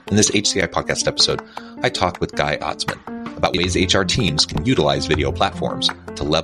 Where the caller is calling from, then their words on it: Utah, United States; I'm south of Salt Lake City in Utah, so it's morning for me.